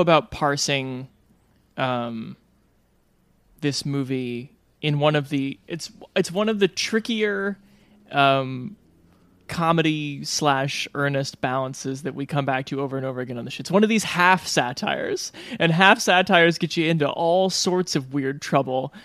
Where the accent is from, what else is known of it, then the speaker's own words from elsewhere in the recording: Omaha, Nebraska, United States; growing up in Omaha, Nebraska